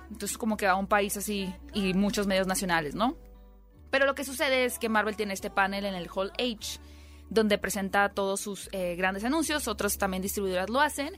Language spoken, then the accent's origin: Spanish; Mexico; yo soy la mexicana.